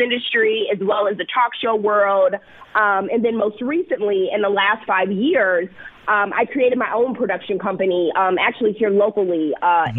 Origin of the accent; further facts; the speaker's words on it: Milwaukee, Wisconsin, United States; moved away as an adult; also born or lived in Santa Clara, California / Chicago, Illinois; I was born and raised in Milwaukee